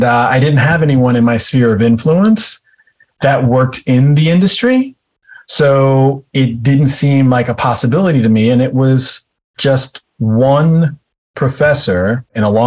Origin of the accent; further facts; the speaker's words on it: White Plains, New York, United States; also born or lived in Maryland; I grew up in White Plains, New York, in a town called Greenberg